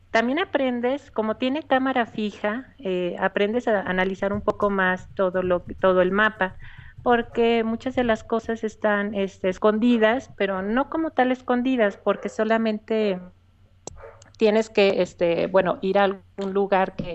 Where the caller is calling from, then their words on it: León, Guanajuato, Mexico; De León, Guanajuato.